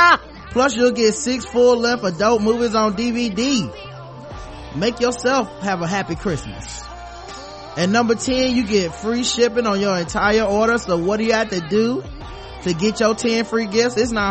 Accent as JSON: {"language": "English", "town": "Brooklyn", "region": "New York", "country": "United States", "said": "He's from Brooklyn. I'm from Brooklyn. He deserves a fair trial."}